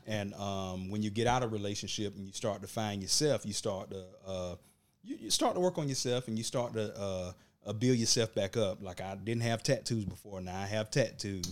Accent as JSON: {"language": "English", "area": "Burke County", "region": "Georgia", "country": "United States", "said": "I'm from Burke County"}